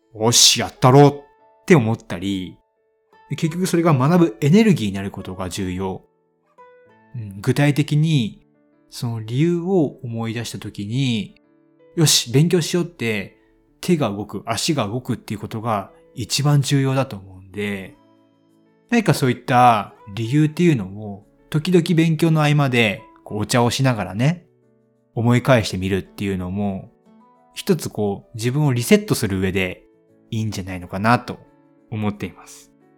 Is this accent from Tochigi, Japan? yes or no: no; Hiroshima, Japan; 僕、広島出身で